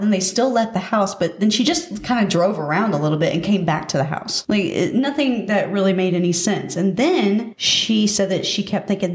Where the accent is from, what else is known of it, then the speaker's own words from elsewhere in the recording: Pace, Florida, United States; accent: Milton accent; I'm actually from Pace.